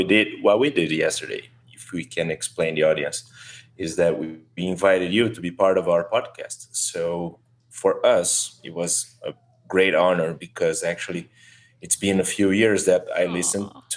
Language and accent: English; Brazil; English is a second language; we were born and raised in Brazil